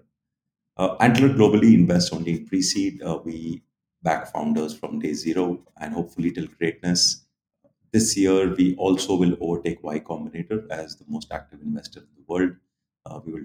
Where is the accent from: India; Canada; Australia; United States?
India; Chennai, Tamil Nadu; I hail from Chennai, did my commerce there